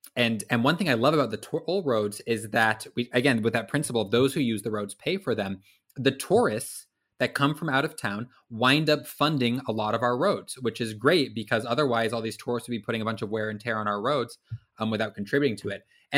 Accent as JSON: {"language": "English", "town": "Vancouver", "region": "Washington", "country": "United States", "said": "I hail from Washington State, a city called Vancouver. Great part of the country, by the way."}